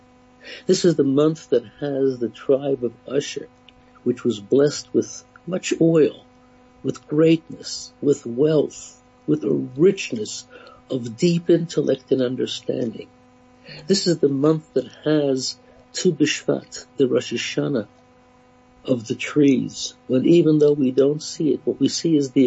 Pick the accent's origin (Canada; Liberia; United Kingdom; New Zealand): Canada; I grew up in Canada